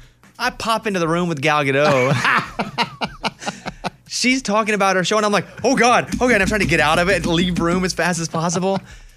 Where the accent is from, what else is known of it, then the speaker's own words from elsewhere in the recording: Arkansas, United States; You're probably from like a part of the country like me where I grew up in Arkansas. And not only were we extremely poor, right?